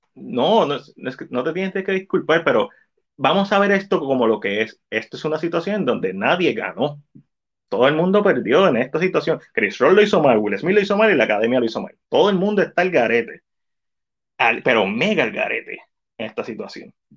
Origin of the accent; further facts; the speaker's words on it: Puerto Rico; nosotros, que somos latinos, que somos boriguas aquí